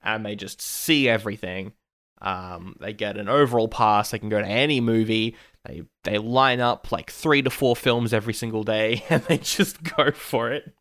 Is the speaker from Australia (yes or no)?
yes; Australia; I am Aussie